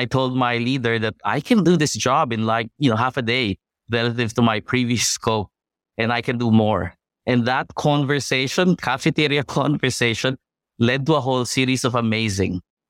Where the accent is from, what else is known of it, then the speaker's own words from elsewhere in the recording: Manila, National Capital Region, Philippines; So I'm originally from Manila.